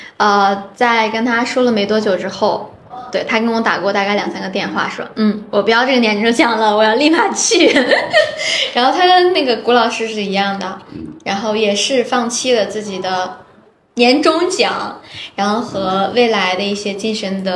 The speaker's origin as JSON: {"language": "Chinese", "region": "Shanxi", "country": "China", "said": "因为我自己本身也是从山西过来的，所以我很清楚"}